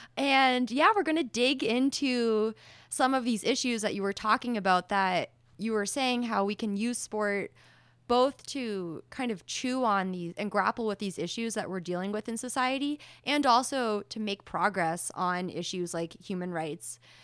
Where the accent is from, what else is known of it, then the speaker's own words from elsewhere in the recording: rural New Hampshire, United States; now in Boulder, United States; I come from the hinterlands of New Hampshire, rural New Hampshire.